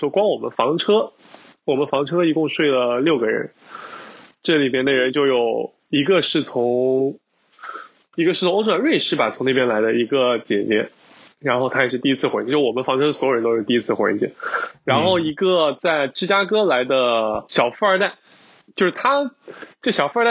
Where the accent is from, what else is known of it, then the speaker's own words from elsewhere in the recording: China; 尤其像我们听众，我们从尤其从国内来的话，我们日常接触到的很多文化还是有一定的冲击。